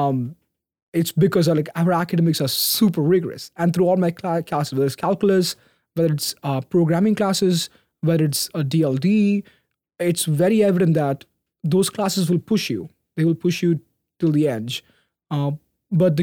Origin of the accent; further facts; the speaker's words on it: Bahrain; moved away as an adult; also born or lived in Middle East / India; now in United States; I was born and raised on the small, beautiful island called Bahrain off the coast of Saudi Arabia and Qatar. That's where my family moved from India there.